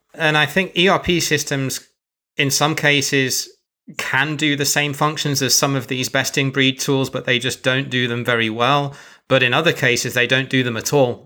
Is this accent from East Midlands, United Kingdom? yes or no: no; Birmingham, West Midlands, United Kingdom; I come from Birmingham and everyone says it's a horrible accent